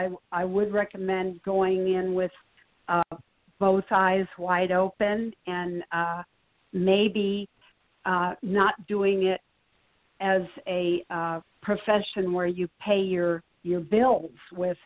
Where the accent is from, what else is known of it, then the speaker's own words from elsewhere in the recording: New York, United States; As a New Yorker, yes, it's fathomable